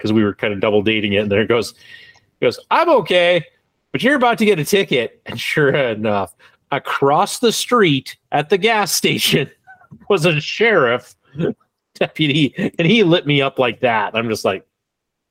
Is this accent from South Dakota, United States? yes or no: yes; South Dakota, United States; I grew up one in South Dakota where speeding tickets were like astronomical